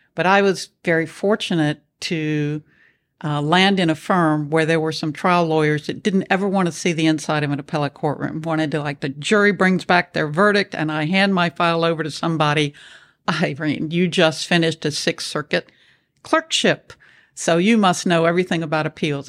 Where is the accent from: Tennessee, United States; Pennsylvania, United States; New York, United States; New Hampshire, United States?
Tennessee, United States; Nashville; moved away as an adult; also born or lived in Houston, Texas; I grew up in Nashville, Tennessee